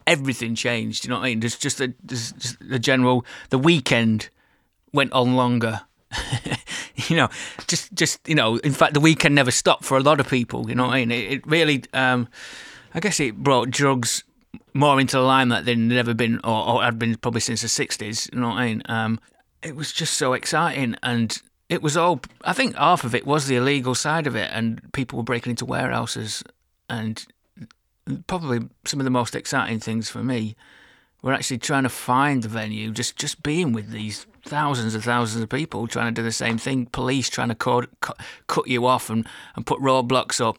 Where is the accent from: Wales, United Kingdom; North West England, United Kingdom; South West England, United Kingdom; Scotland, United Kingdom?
North West England, United Kingdom; Burnley; I'm from a small town twenty miles north of Manchester called Burnley